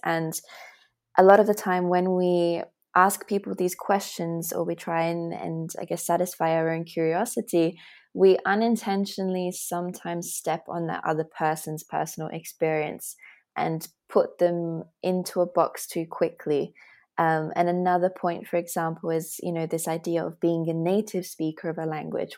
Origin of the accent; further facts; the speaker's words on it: Australia; moved away as an adult; also born or lived in Latvia; now in Berlin, Germany; I'm Latvian, Australian, and I live in Berlin